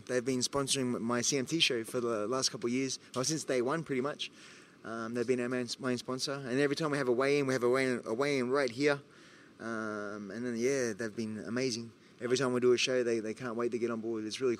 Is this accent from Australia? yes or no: yes; Australia; As an Aussie